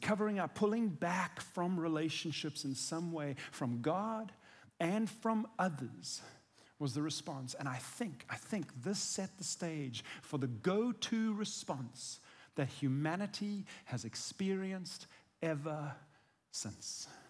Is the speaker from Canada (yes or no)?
no; South Africa; I'm South African